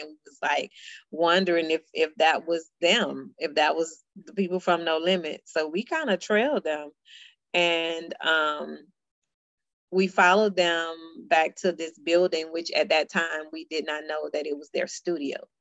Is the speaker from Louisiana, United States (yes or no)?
yes; Baton Rouge, Louisiana, United States; we grew up ratchet in Baton Rouge